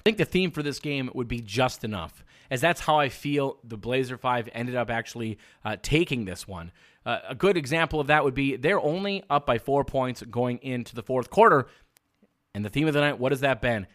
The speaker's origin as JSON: {"language": "English", "region": "Minnesota", "country": "United States", "said": "I'm from Minnesota."}